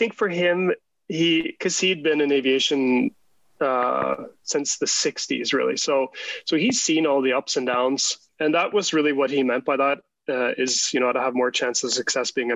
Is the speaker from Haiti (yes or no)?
no; Canada; also born or lived in Norway; And then when I was about 10, he got offered a job at de Havilland, which you know well now. So that was in the mid-80s, and we moved to Canada.